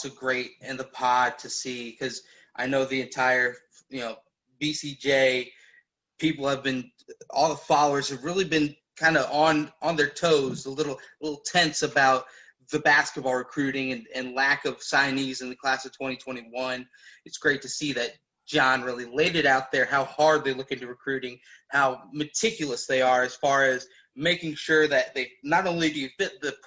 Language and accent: English; Cincinnati, Ohio, United States; now in Indianapolis, United States; I was born in Cincinnati, raised in Cincinnati, moved to Indianapolis